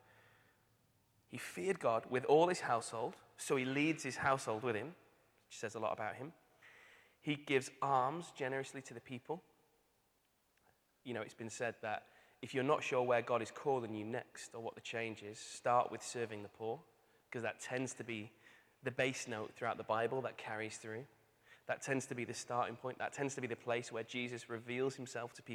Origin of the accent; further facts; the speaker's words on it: Manchester, North West England, United Kingdom; moved away; I'm from Manchester.